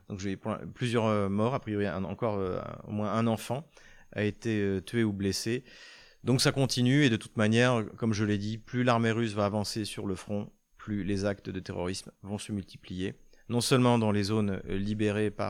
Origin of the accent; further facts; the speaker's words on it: France; en tant que Français, même si c'est pas des Français